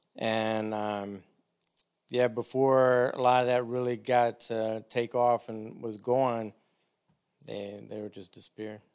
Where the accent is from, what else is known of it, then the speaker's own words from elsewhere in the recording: Demopolis, Alabama, United States; moved away; also born or lived in Auburn, Alabama; A little town called Demopolis, Alabama.